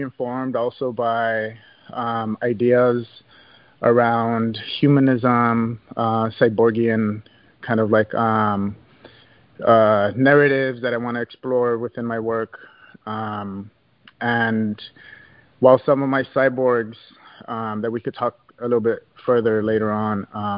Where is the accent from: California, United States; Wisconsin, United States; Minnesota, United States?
California, United States; Los Angeles; I was born and raised here in Los Angeles